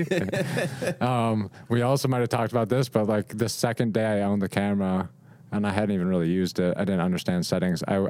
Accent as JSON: {"language": "English", "town": "Rochester", "region": "New York", "country": "United States", "tie": "born or raised there", "moved": "as an adult", "lives_now": "Nashville, United States", "said": "I grew up in Rochester, so Kodak was a big thing"}